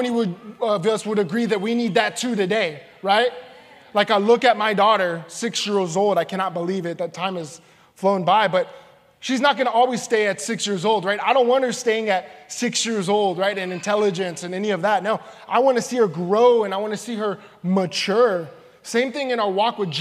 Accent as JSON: {"language": "English", "town": "San Antonio", "region": "Texas", "country": "United States", "said": "I'm from the Alamo City, San Antonio, Texas"}